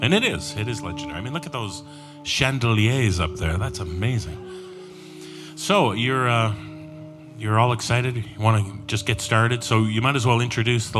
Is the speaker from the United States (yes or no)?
no; Toronto, Ontario, Canada; that's my hometown